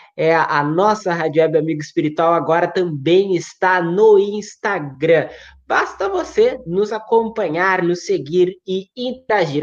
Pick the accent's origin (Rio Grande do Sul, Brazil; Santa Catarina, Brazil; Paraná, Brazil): Rio Grande do Sul, Brazil; Uruguaiana; moved away; eu sou de Uruguaiana, mas não moro mais em Uruguaiana